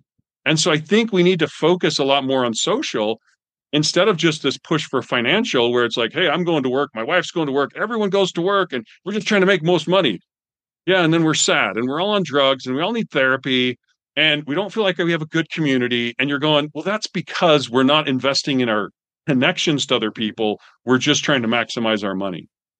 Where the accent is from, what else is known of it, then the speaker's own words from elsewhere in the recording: Canada; I'm from Canada. I've cut a lot of trees down because we used to heat with wood.